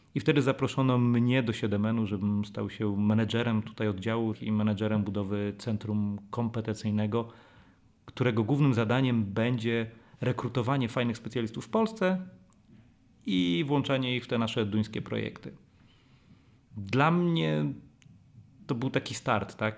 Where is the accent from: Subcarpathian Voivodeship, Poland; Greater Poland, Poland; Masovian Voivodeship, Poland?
Masovian Voivodeship, Poland; Warsaw; jestem warszawiakiem